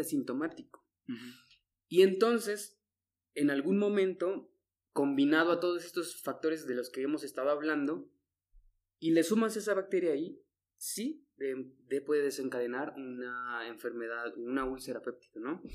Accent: Mexico; México, que estamos

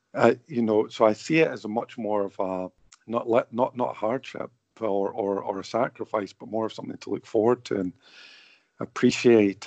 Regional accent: St Andrews, Scotland, United Kingdom; now in Bradford, United Kingdom; I grew up in Scotland, you know, and I live in Bradford

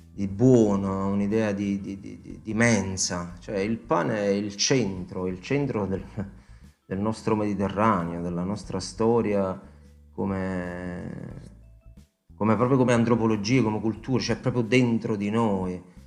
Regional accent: Italy; io sono cresciuto e pasciuto a Casella in Vitteri, e come a tutti i caseddesi

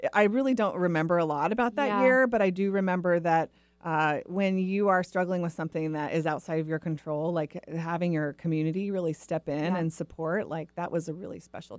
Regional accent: Portland, Oregon, United States; I grew up in the Northwest, originally in the Portland area. So even though I crave sunshine, I still have web feet.

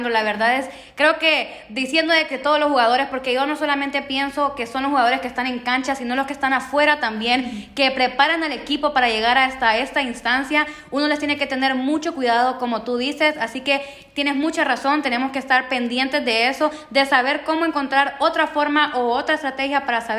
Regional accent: Honduras; Igual ese es un punto de celebración para nosotros como hondureños y deberíamos de estar orgullosos de nuestra selección.

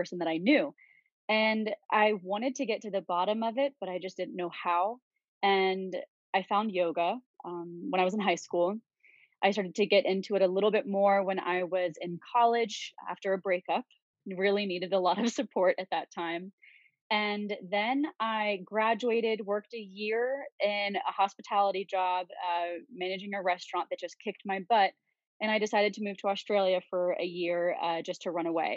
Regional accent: Virginia Beach, Virginia, United States; I grew up in Virginia Beach on the East Coast

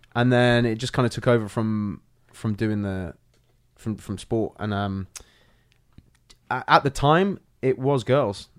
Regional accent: London, United Kingdom; moved away as an adult; also born or lived in Ireland / Brixton; now in United States; I was born in Ireland, grew up in Northwest London

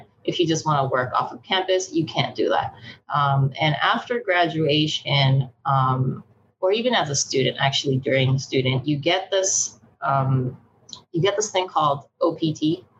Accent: Canada; also born or lived in Japan; now in United States; I was born in Japan. My parents are Chinese. And then when I was 11, our family moved to Canada. So I'm actually Canadian.

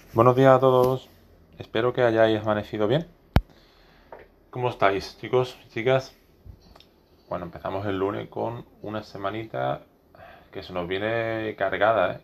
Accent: Spain; no soy catalán, soy español

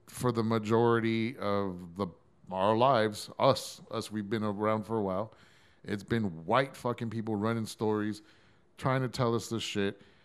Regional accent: San Antonio, Texas, United States; I'm from San Antonio.

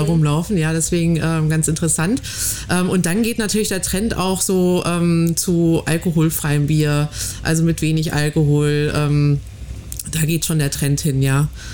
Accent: Ruhr area, near Münsterland, North Rhine-Westphalia, Germany; also born or lived in Cologne; now in Frankfurt, Germany; Ich bin äh, gebürtig aus dem Ruhrgebiet, Ecke Münsterland

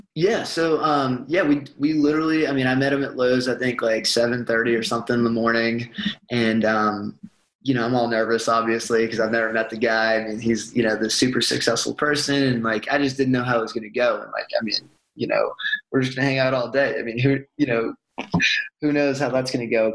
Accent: Boston, Massachusetts, United States; moved away as an adult; also born or lived in Tucson, Arizona; now in Birmingham, United States; grew up in Boston

